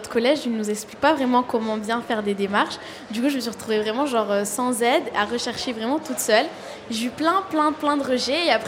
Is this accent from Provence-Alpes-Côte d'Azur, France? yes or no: yes; Marseille, Provence-Alpes-Côte d'Azur, France; Oui, j'ai été scolarisée au collège. De accompagne l'évêque. Et du coup, euh, souvent, euh, on me colle cette étiquette, euh, la cité, le quartier